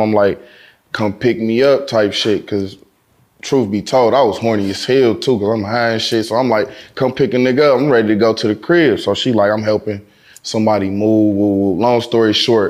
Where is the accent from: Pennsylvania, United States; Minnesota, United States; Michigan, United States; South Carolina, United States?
Michigan, United States; Detroit; I'm from Detroit